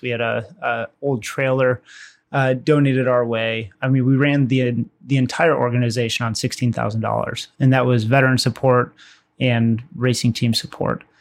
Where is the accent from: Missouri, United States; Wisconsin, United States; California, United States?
Wisconsin, United States; Waukesha; I'm from Wisconsin, uh, Waukesha, Wisconsin